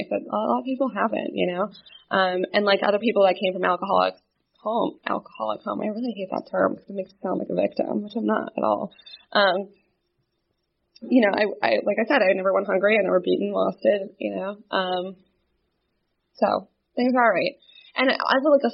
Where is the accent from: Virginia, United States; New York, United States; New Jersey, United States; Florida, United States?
New Jersey, United States; I'm born and raised in New Jersey. I lived there my entire life